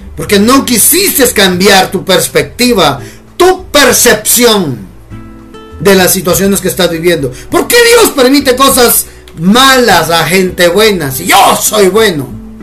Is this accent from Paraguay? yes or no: no; Guatemala; decimos acá en Guatemala.